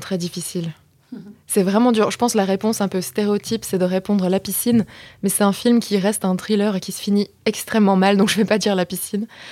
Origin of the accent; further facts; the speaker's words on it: Belgium; moved away; je viens de Belgique